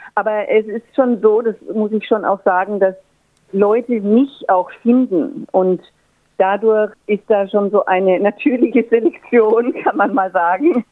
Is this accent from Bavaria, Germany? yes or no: yes; Würzburg, Bavaria, Germany; moved away as an adult; also born or lived in Frankfurt / Paris / Berlin; now in Australia; Ich komme aus Würzburg, das ist äh, Franken, Nord Norden von Bayern, gehört also noch zu Bayern und habe dort auch studiert